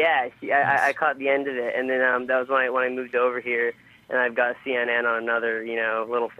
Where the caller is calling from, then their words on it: Washington, United States; No, it's actually from Washington State.